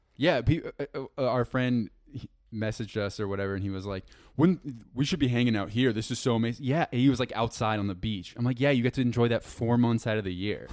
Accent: around New York City, United States; now in New York City, United States; I grew up around New York City

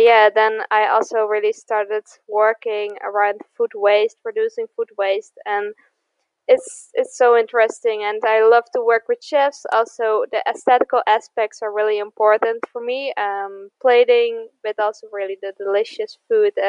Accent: the middle of the Netherlands, central Netherlands, Netherlands; now in Eindhoven, Netherlands; I'm from the Netherlands. I grew up in the middle of the Netherlands

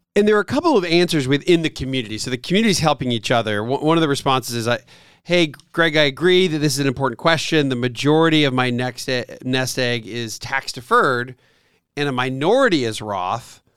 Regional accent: near Lancaster, Southeast Pennsylvania, United States; now in Atlanta, United States; so I grew up in Pennsylvania, Southeast Pennsylvania. kinda near the Amish country, Lancaster, P

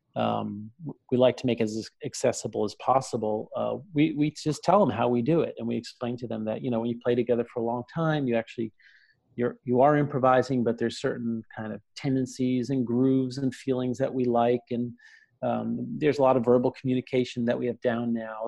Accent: New York City, New York, United States; also born or lived in New Jersey; a kid growing up in Brooklyn and in New Jersey

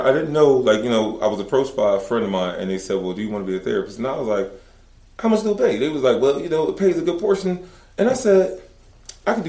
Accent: Philadelphia, Pennsylvania, United States; moved away; growing up in Philly

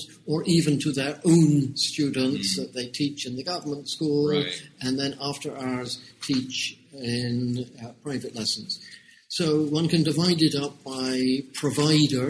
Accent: United Kingdom; moved away as an adult; now in Hong Kong; you can tell from my accent that although I've been in Hong Kong for 30 years, I'm actually born in the United Kingdom.

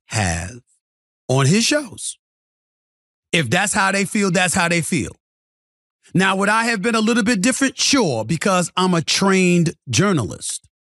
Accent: New York City, New York, United States; I'm from the North New York City

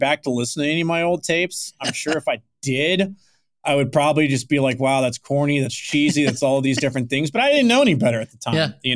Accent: Houston, Texas, United States; I grew up in Houston

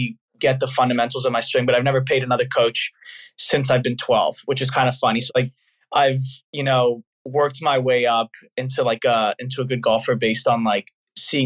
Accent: San Diego, California, United States; also born or lived in Los Angeles; I'm originally from San Diego, lived there my whole life

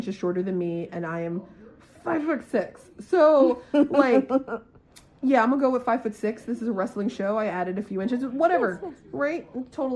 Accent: Maryland, United States; now in Florida, United States; I'm from Maryland. I guess I'm a Terp.

